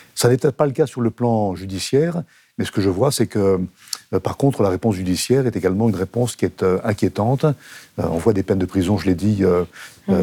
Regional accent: France; Je suis français

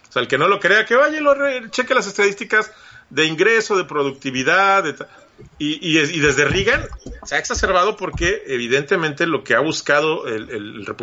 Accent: Mexico; moved away as an adult; now in United States; yo salí de México decepcionado, este, en una muy mala situación y, y, entiendo el, espíritu con el que los mexicanos se vienen a trabajar a este lado.

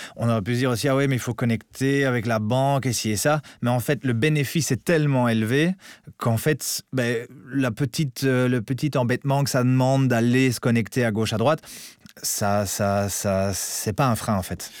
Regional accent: Belgium; je suis un bon Belge

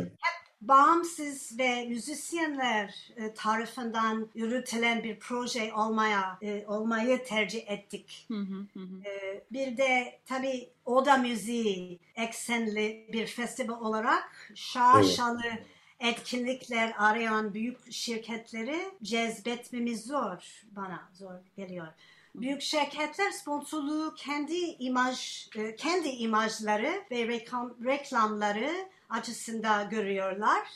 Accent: United States; Turkish is a second language; now in Turkey; ben Amerikalıyım

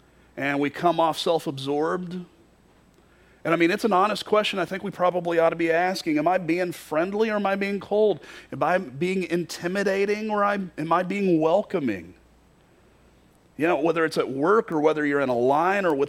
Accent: Kentucky, United States; moved away as an adult; also born or lived in Florida; now in Iowa, United States; I grew up in Kentucky. I didn't grow up in Florida

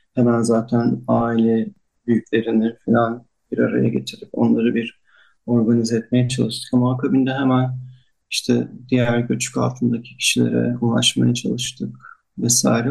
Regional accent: Antakya, Hatay, Turkey; çocukluğum e, Cinde Hamamı'nın e, yanındaki eski Antakya evinde geçmişti. E, ben o sokaklarda büyüdüm

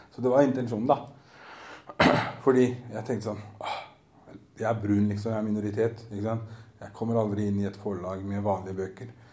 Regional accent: Oslo, Norway; also born or lived in Groruddalen, Oslo; jeg er oppvokst på Grünerløkka nede i sentrum, så jeg er ikke fra østkanten.

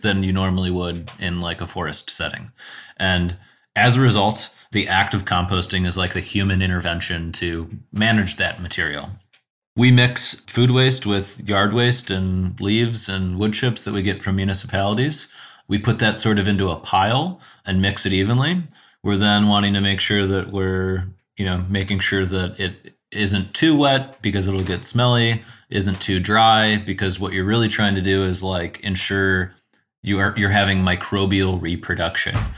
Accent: South Euclid, Ohio, United States; also born or lived in Chicago; I grew up in South Euclid on the east side of Cleveland.

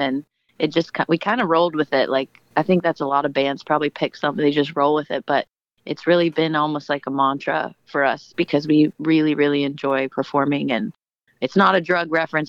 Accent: Portland, Oregon, United States; Joe and I actually are born and raised in Portland, so we know the city fairly well

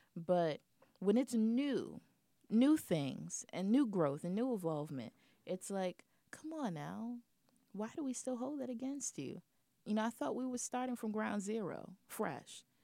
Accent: New York, United States; being a New Yorker

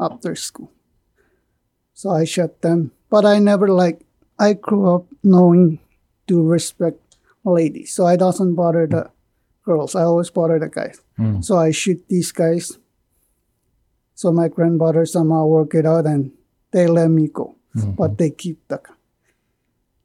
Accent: Pohnpei, Micronesia; moved away; I was born in Ponape

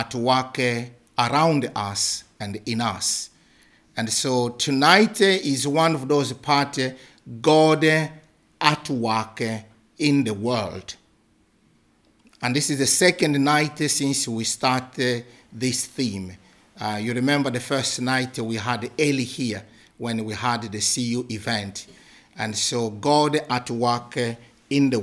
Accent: DR Congo; moved away as an adult; also born or lived in Kenya; now in Scotland, United Kingdom; I come from the Democratic Republic of Congo.

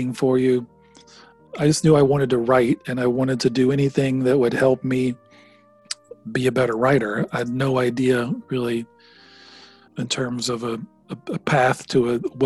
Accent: Jasper, Alabama, United States; I grew up in Jasper, in a small town

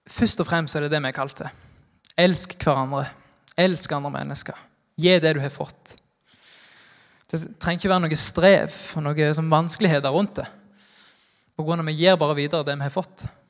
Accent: Norway; Jeg er fra Haua, men sier frukto

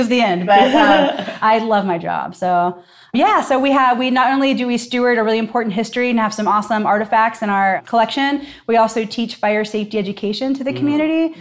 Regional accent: Newport, Kentucky, United States; moved away as an adult; also born or lived in Seattle / New York; now in Cincinnati, United States; I'm actually from Newport, right across the river.

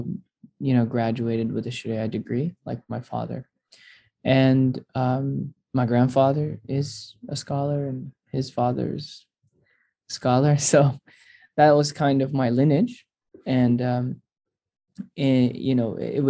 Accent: Orlando, Florida, United States; I grew up in Orlando, Florida, and I grew up to two amazing Syrian immigrant parents

